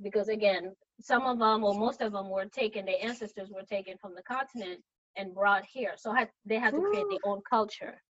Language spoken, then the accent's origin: English; Dakar, Senegal; moved away as an adult; also born or lived in Kalamazoo, Michigan; now in United States; I am originally from Dakar, Senegal in West Africa